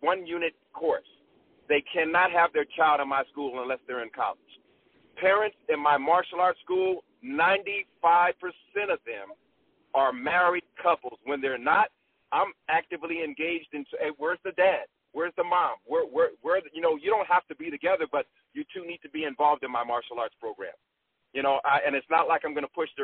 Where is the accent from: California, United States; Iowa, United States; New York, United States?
California, United States; San Diego; I'm from San Diego.